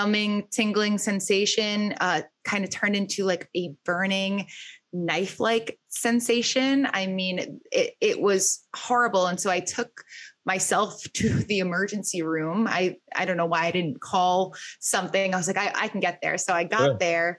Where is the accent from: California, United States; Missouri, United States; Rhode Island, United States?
Rhode Island, United States; moved away as an adult; also born or lived in Boston; now in New York City, United States; born and raised in Rhode Island, made my way to Boston for a little bit, then landed in New York City after going to grad school here.